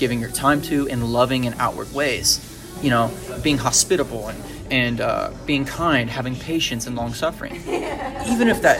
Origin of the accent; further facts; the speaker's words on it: United States; I'm an American